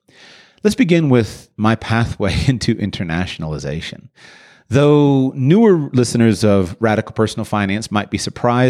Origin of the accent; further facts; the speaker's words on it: United States; I was born and raised in the United States of America, and I had, I think, a fairly normal experience of doing that.